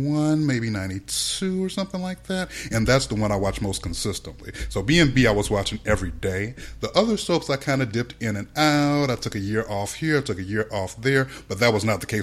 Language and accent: English; United States; we're both American, obviously, neither of us has a British accent